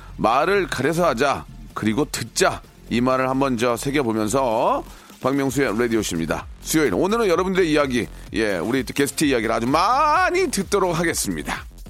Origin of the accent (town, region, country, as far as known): South Korea